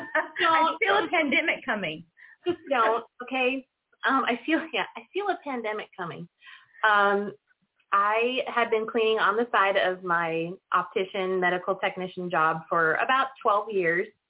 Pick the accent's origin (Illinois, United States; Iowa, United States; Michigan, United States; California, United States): Illinois, United States; Northern; now in San Luis Obispo County, United States; I am from Northern Illinois.